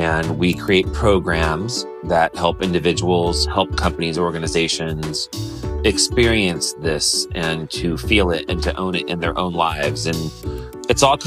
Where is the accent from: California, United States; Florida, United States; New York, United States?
California, United States; Modesto; growing up in Modesto, California